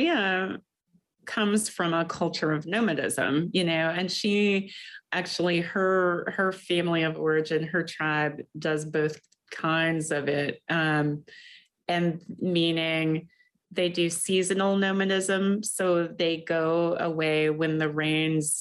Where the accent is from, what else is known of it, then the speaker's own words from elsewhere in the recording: Kentucky, United States; now in Michigan, United States; I grew up in Kentucky, and for a long time I thought Kentucky was home